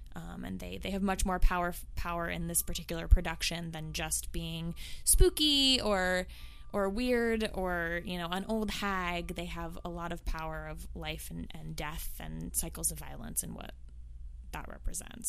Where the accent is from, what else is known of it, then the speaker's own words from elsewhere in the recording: the Bay Area, California, United States; moved away as an adult; now in New York, United States; I'm from the Bay Area originally. I uh, moved to New York about a decade ago